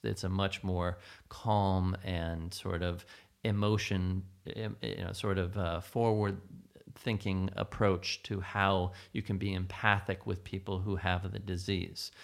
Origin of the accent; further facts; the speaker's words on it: Phoenix, Arizona, United States; moved away as an adult; also born or lived in New York City; growing up in Phoenix, Arizona